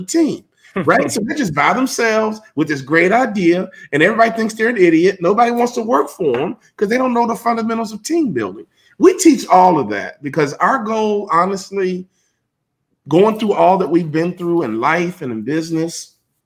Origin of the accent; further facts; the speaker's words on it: Chicago, Illinois, United States; being a civil rights baby growing up in Chicago